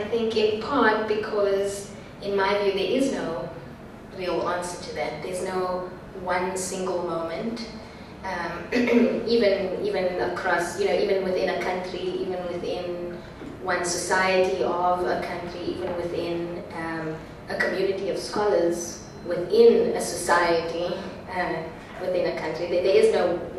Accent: South Africa; I, as a South African

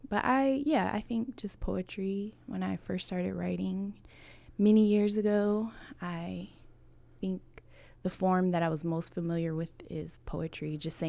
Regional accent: Buffalo, New York, United States; now in Washington, United States; I am originally from Buffalo, New York, and I've been in Washington for almost 18 years now.

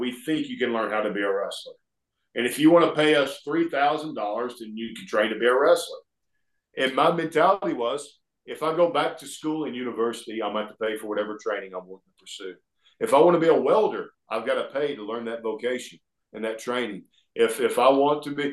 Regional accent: Alabama, United States; accent: Southern; I grew up here in Alabama

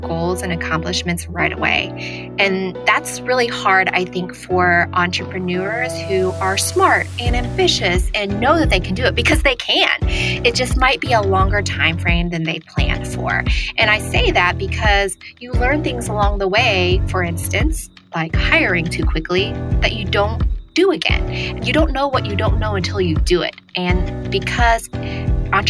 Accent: Broken Arrow, Oklahoma, United States; also born or lived in Vietnam / Thailand; So I grew up in Broken Arrow, Oklahoma, which is a suburb of Tulsa, Oklahoma

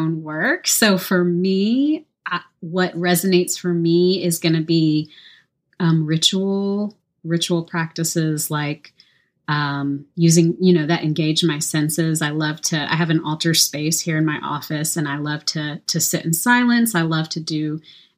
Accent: Louisiana, United States; also born or lived in Central Texas; now in Round Rock, United States; I live in Central Texas. I'm from Louisiana.

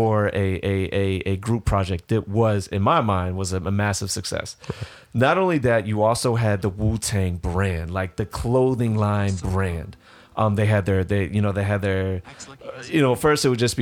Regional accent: Virginia, United States; I'm from Virginia

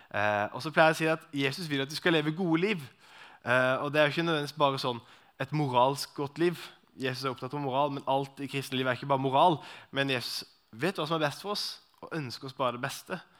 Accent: Arendal, Agder, Norway; Personlig kommer jeg fra Arendal, så det er jo litt sånn uh, Arendal-gubben

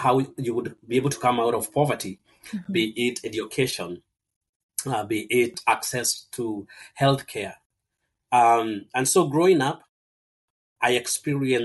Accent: Kenya; moved away; I was born and raised in Kenya

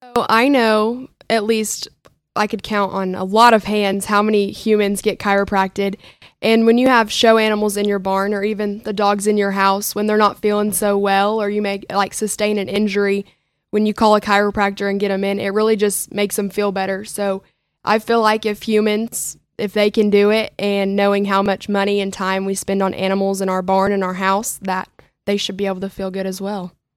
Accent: Minco, Oklahoma, United States; I am from Minko, Oklahoma

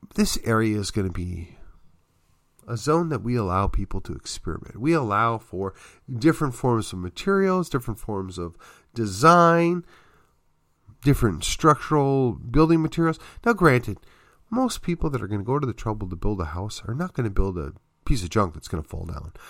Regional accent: just outside of Milwaukee, Wisconsin, United States; moved away; also born or lived in Texas; I grew up just outside of Milwaukee

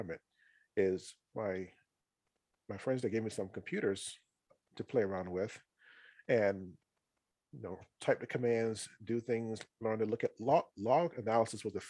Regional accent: North Carolina, United States; I'm from North Carolina originally. That's where I was born and raised

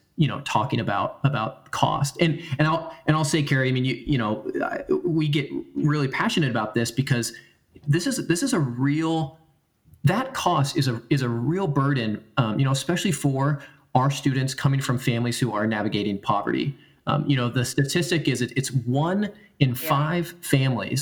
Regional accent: United States; I come from the Oregon California border. My family does.

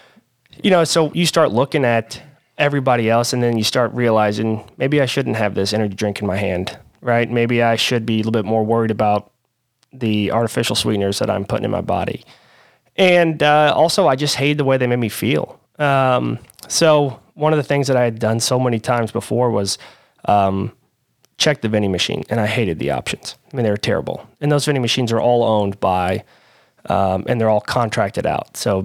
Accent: Louisville, Kentucky, United States; I'm born and raised in Louisville, Kentucky.

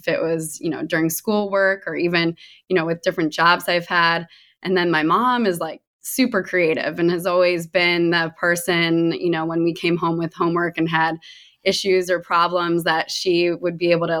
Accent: Connecticut, United States; also born or lived in Meadville; I was born in Pennsylvania, in Meadville, where Allegheny College is. And then my dad got a new job at Fordham University. So we ended up moving to Connecticut. Both my parents are actually from there.

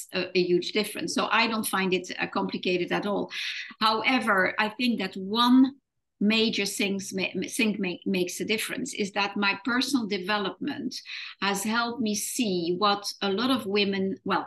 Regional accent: France; moved away as an adult; also born or lived in Netherlands / London; when I was 18, I moved from France to the Netherlands, where my roots are.

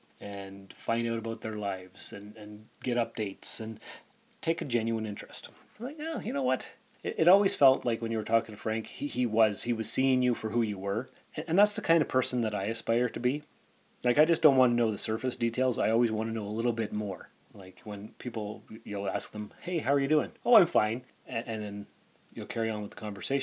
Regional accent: Sault Ste. Marie, Ontario, Canada; moved away as an adult; also born or lived in North Bay; now in Timmins, Canada; I was born in Sault Ste. Marie in 1976

